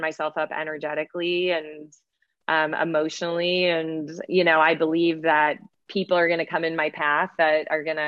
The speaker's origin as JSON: {"language": "English", "region": "Midwest", "country": "United States", "tie": "born or raised there", "said": "I was raised in the Midwest"}